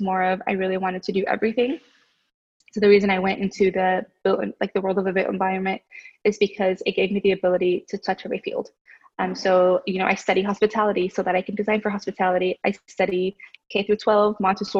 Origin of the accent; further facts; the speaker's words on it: Oklahoma City, Oklahoma, United States; I was from Capitol Hill